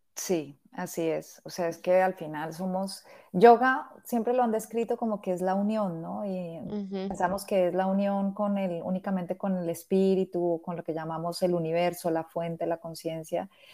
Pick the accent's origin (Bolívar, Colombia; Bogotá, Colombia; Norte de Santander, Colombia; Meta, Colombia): Bogotá, Colombia; moved away as an adult; now in Barcelona, Spain; en el 2014 abrí un estudio de yoga en Bogotá, que es pues, la ciudad de donde vengo